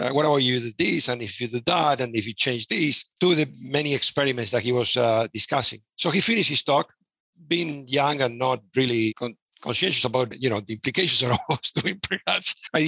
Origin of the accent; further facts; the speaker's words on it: Buenos Aires, Argentina; moved away as an adult; now in Vancouver, Canada; I'm originally from Buenos Aires, Argentina.